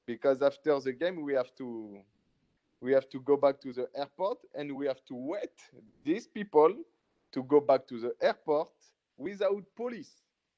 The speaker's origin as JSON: {"language": "English", "country": "Cameroon", "said": "I say, I know, man. That's why we're from Cameroon, man."}